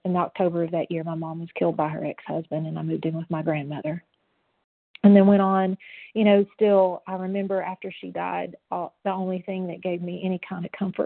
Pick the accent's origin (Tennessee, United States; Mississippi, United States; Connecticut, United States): Tennessee, United States; Knoxville; I was born in Knoxville, Tennessee.